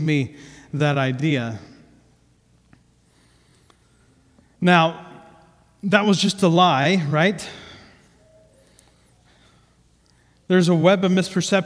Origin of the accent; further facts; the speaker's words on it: Ohio, United States; first language English; I grew up in Ohio